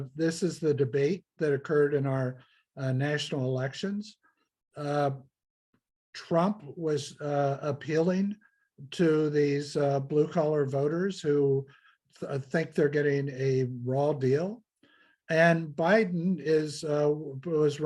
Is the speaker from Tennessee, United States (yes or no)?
no; Ohio, United States; I'm from the Midwest of the United States. I'm from Ohio, an industrial producing state